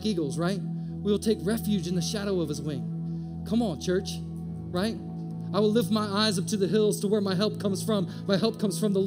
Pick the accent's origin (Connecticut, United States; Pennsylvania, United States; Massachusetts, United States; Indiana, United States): Indiana, United States; moved away as an adult; also born or lived in Maryland / San Diego; now in Atlanta, United States; We're from Indiana.